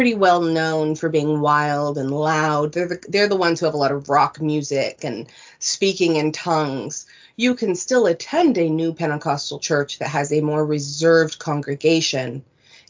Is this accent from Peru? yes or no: no; California, United States; moved away as an adult; now in Vancouver Island, Canada; I was born in the United States in a conservative desert town in California